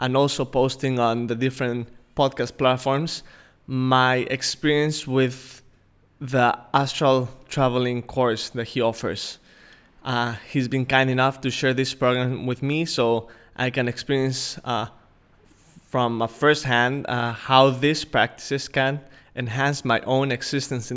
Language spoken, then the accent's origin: English; Mexico City, Mexico; moved away; also born or lived in Palawan; I'm from Mexico City originally